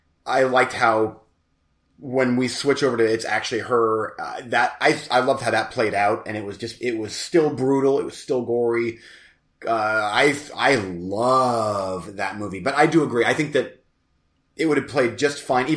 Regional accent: United States; I'm American.

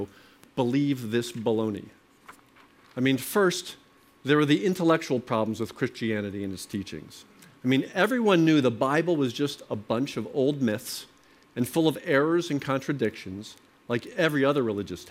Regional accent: Short Hills, New Jersey, United States; also born or lived in Princeton, New Jersey / Cambridge, Massachusetts; I was born in Short Hills and grew up here

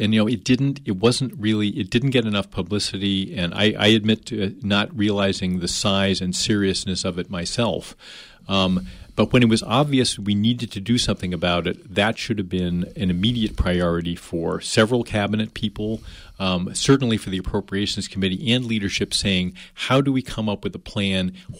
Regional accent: New Jersey, United States; now in Maine, United States; I came from New Jersey, and nobody really understood what being a New Jerseyite or whatever they call them down there is.

